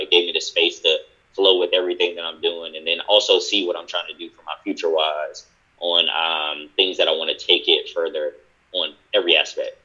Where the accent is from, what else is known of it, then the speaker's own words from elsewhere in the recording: Durham, North Carolina, United States; I'm from Durham as well